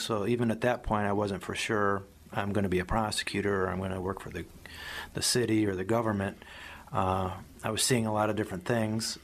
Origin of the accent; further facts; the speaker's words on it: Medina County, Ohio, United States; also born or lived in Miami; I grew up in Medina County. I went to, to high school here in Medina County.